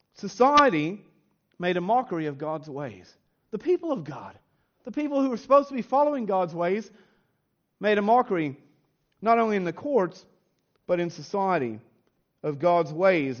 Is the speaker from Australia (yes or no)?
no; United States; moved away; growing up in the United States